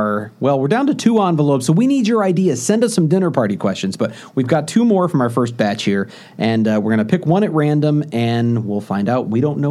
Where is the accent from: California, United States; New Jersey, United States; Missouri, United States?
Missouri, United States; St. Louis; moved away; I'm from St. Louis.